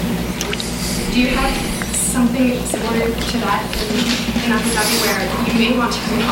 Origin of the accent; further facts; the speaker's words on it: United States; growing up in the United States, where and how I grew up in a very non-privileged community.